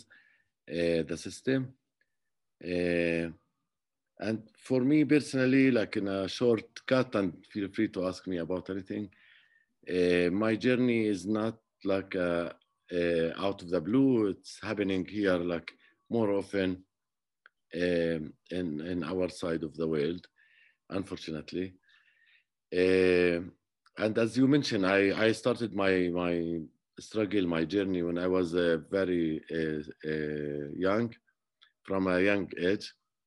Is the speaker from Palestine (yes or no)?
yes; Jerusalem, Palestine; So I grew up around Jerusalem area, and basically I used to play the flute